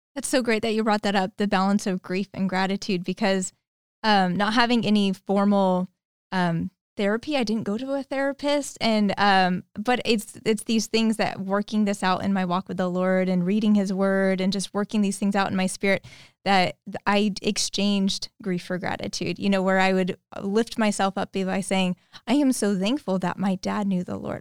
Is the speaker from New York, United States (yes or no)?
no; Modesto, California, United States; moved away as an adult; also born or lived in Petaluma; They moved to Modesto in nineteen ninety-one. They raised me and my, uh, older sister there